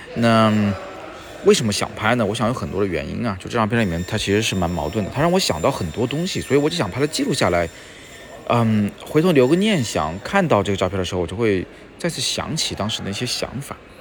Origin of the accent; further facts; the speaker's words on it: Hunan, China; now in Beijing, China; 小时候在湖南没少吃